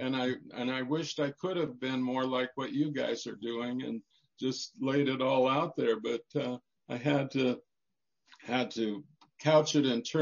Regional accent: Fairfield, Montana, United States; I grew up as a boy on a family farm near Fairfield, Montana

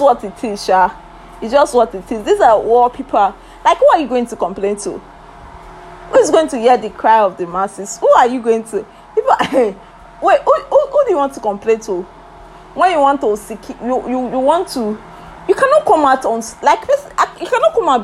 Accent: Nigeria; As a Nigerian that I've lived for more for a long time

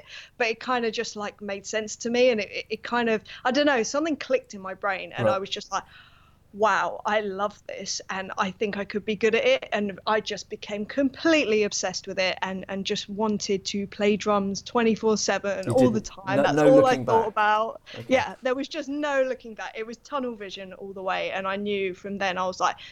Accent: London, United Kingdom; I'm from North London, yes. Basically, born and bred.

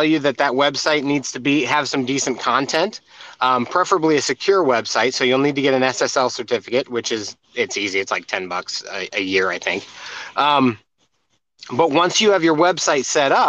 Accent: United States; I'm from America

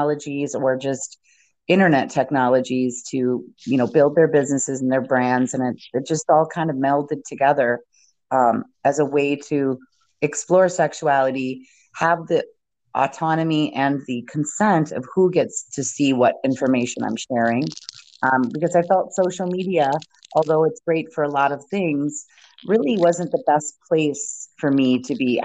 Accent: Midwest, United States; I grew up in the Midwest and in a very, religious home

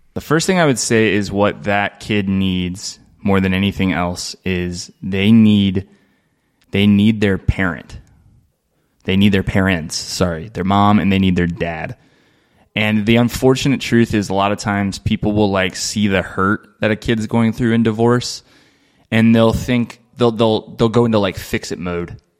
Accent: Dayton, Ohio, United States; moved away as an adult; now in Aurora, United States; I'm from Dayton, Ohio

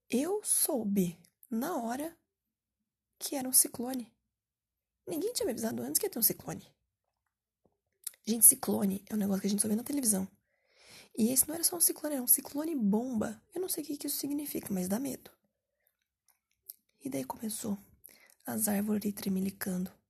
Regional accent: Curitiba, Paraná, Brazil; pô, eu sou aqui de Curitiba, Paraná

